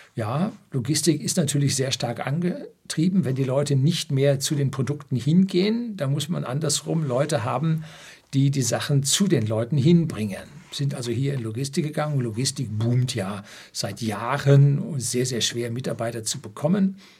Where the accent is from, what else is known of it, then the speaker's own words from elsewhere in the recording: Germany; bei uns in Deutschland